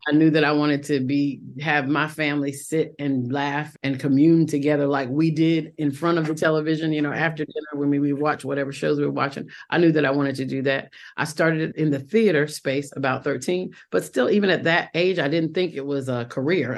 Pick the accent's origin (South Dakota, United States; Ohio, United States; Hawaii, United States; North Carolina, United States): North Carolina, United States; Fayetteville; accent: Southern; moved away as an adult; also born or lived in Rochester, New York / New York; So my home is Fayetteville, North Carolina